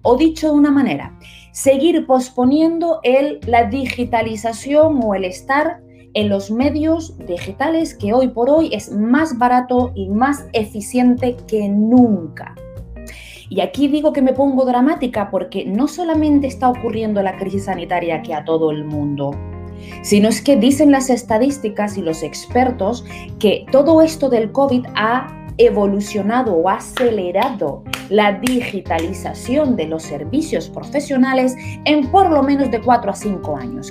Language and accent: Spanish; Las Palmas de Gran Canaria, Canary Islands, Spain; estoy en la ciudad de Las Palmas de Gran Canaria, haciendo eh, eh, publicidad a mi tierra natal